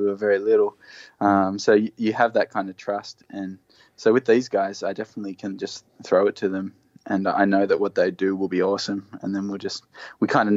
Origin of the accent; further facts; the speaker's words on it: Hawkesbury, New South Wales, Australia; also born or lived in Inner West, Sydney; now in Blue Mountains, Australia; I grew up in the Hawkesbury.